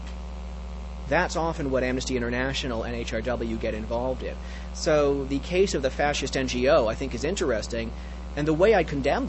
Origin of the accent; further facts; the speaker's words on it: Canada; I'm actually a Canadian, so I grew up in a wholly owned subsidiary of the U.S.